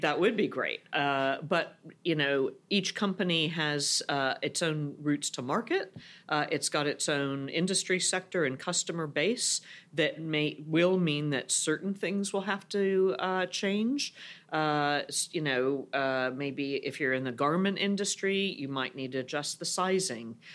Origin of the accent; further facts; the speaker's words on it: United States; moved away as an adult; now in Europe; as an American